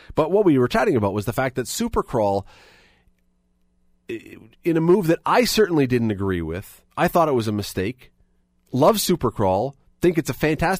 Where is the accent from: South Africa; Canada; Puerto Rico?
Canada; Toronto, Ontario; moved away as an adult; now in Hamilton, Canada; I grew up in Toronto